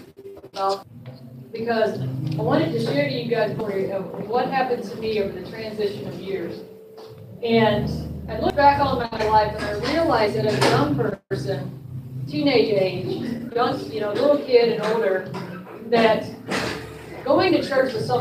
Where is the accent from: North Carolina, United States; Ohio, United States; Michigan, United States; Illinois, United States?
North Carolina, United States; I was raised on the East Coast, North Carolina, the Bible Belt